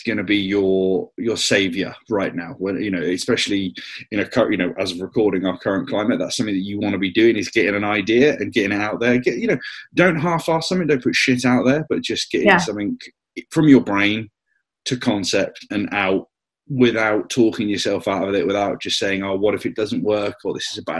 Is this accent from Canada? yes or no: no; Somerset, South West England, United Kingdom; I'm just down from Somerset